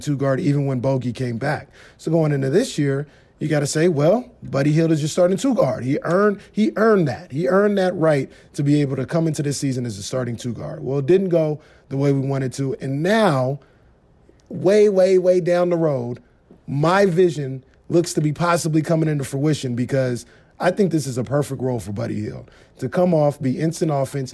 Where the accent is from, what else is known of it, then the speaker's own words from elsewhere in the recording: Sacramento, California, United States; I'm born and raised in Sacramento